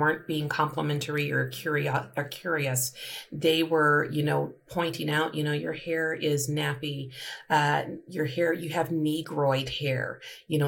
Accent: Colorado, United States; I grew up in Colorado

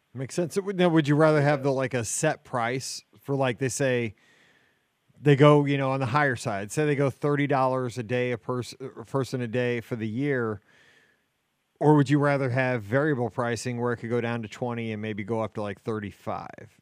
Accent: Midwest, United States; I'm a Midwesterner, like through and through.

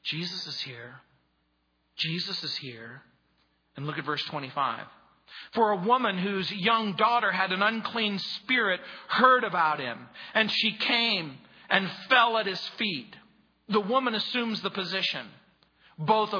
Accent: United States; I grew up in the United States of America. I'm an American

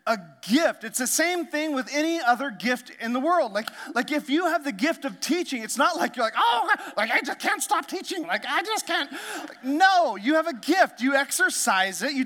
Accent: Canada; now in United States; I learned French because I grew up in Canada

